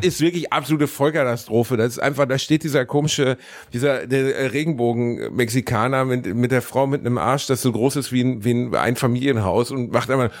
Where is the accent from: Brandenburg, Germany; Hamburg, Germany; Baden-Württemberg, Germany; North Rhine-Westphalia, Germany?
North Rhine-Westphalia, Germany; Gelsenkirchen; ich bin in meiner Heimatstadt Gelsenkirchen